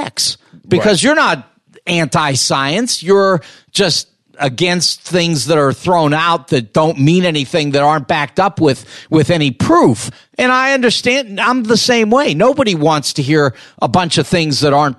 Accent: Los Angeles, California, United States; I grew up in Los Angeles

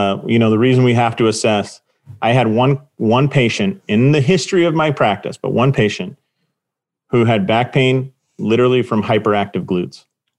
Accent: Southern California, United States; moved away; I'm originally from Southern California.

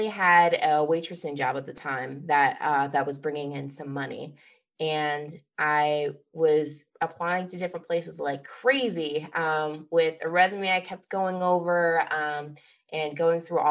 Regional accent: Midwest, United States; moved away as an adult; now in Boston, United States; I grew up originally in the Midwest

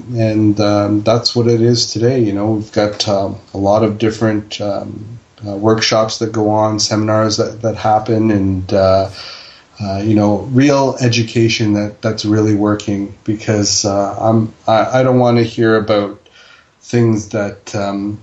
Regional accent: Toronto, Ontario, Canada; also born or lived in Fiji; In the 70s, I was born in Fiji. I got here and I was three, and, you know, we grew up down at Bathurst and Finch

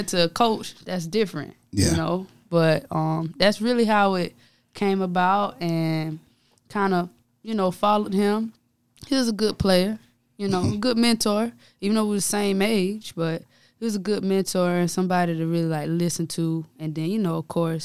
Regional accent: Darlington, South Carolina, United States; also born or lived in Denmark, South Carolina; I am from Darlington. So, you know, that's my hometown where I played ball there, played for the high school

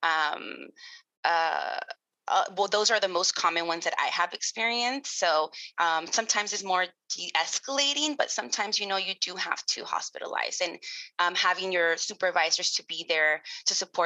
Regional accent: Los Angeles, California, United States; I was born and raised in Los Angeles, California

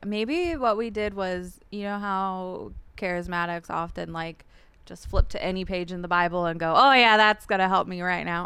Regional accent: San Jacinto, California, United States; also born or lived in Whittier, California; we moved to San Jacinto, California, which is in the Hemet Valley

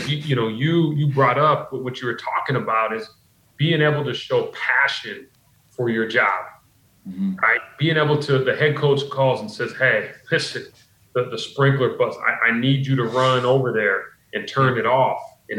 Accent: Pacific Northwest, United States; moved away; I grew up in the Pacific Northwest

